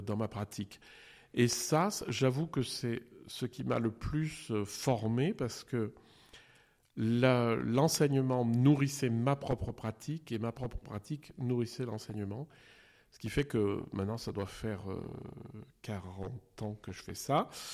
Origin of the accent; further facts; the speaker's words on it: eastern France, France; moved away; also born or lived in Geneva; quand j'étais jeune, on était dans l'Est de la France